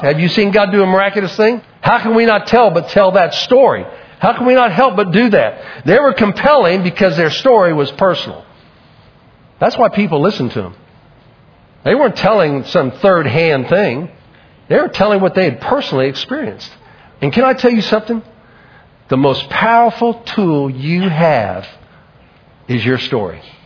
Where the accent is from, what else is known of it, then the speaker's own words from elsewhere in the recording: Oklahoma City, Oklahoma, United States; growing up in Oklahoma City